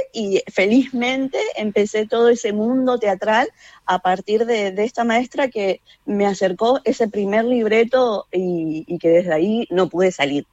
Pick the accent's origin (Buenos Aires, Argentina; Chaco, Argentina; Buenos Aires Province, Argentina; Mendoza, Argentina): Chaco, Argentina; en el teatro secundario en el Chaco, de donde yo soy